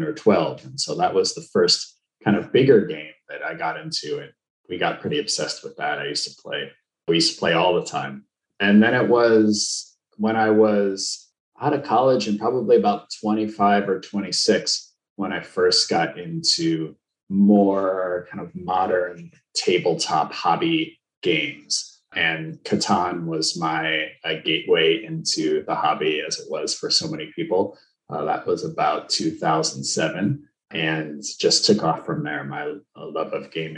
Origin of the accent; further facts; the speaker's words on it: Skokie, Illinois, United States; moved away; I grew up in Skokie, Illinois, so just north of the city